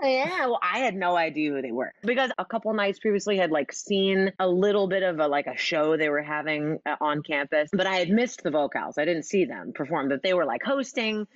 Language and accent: English; Oklahoma, United States; I'm from Oklahoma